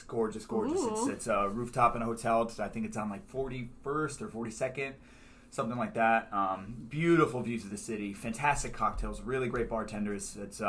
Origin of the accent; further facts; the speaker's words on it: Poughkeepsie, New York, United States; now in New York City, United States; I grew up in Poughkeepsie, New York, about an hour and a half, hour 45 on the Metro North, last stop.